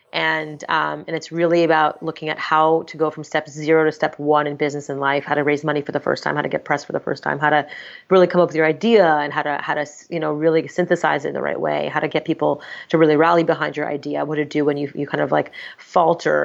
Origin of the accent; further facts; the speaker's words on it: Montreal, Quebec, Canada; I'm born and raised in Montreal, Canada